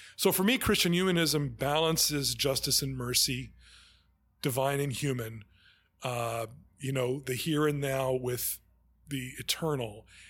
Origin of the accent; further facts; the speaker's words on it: New York City, New York, United States; I grew up here in, in Manhattan